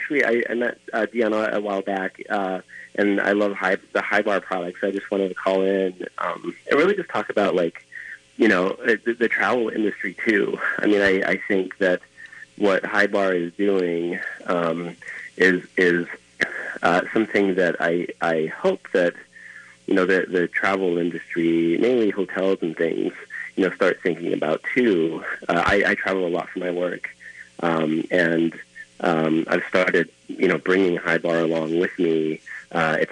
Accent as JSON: {"language": "English", "area": "Easter Island", "region": "Valparaíso", "country": "Chile", "moved": "yes", "lives_now": "Minneapolis, United States", "said": "I'm from Easter Island. It's a small island in the South Pacific"}